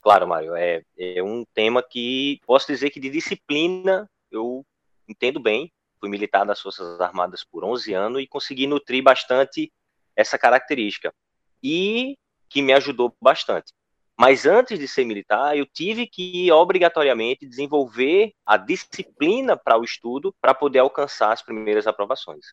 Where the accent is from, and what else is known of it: interior of Pernambuco, Brazil; born or raised there